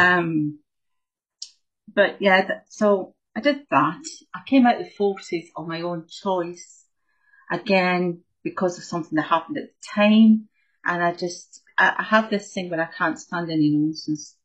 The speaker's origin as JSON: {"language": "English", "region": "Scotland", "country": "United Kingdom", "tie": "born or raised there", "said": "So I grew up in Scotland"}